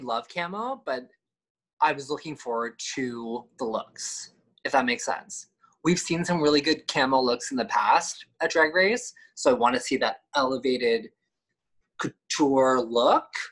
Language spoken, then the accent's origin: English; East Coast, United States; I'm from the East Coast